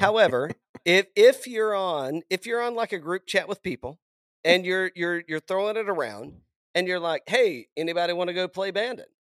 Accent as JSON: {"language": "English", "region": "East Tennessee", "country": "United States", "moved": "yes", "said": "I'm from East Tennessee originally"}